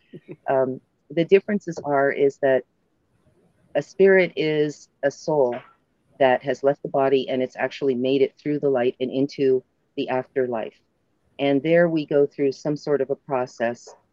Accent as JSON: {"language": "English", "region": "California", "country": "United States", "tie": "born or raised there", "said": "my home state mm-hmm. in California"}